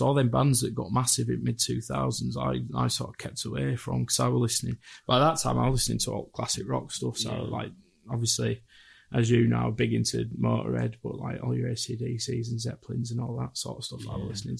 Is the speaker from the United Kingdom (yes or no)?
yes; Leeds, Yorkshire and the Humber, United Kingdom; also born or lived in Bradford; Grew up in Bradford and Leeds. Never moved out of Bradford or Leeds, just always been here.